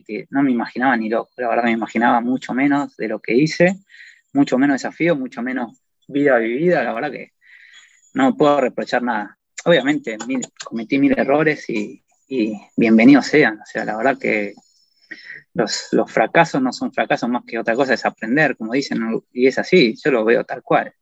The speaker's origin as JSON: {"language": "Spanish", "country": "Argentina", "moved": "yes", "said": "como sos argentino, todos te invitan y te dan caballos"}